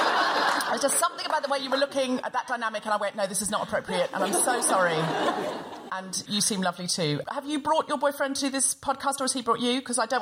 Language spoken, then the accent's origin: English; Australia; I'm not really posh, Sophie. I'm from Australia. I'm essentially... Have you seen Muriel's Wedding? Yeah, that's where I'm from.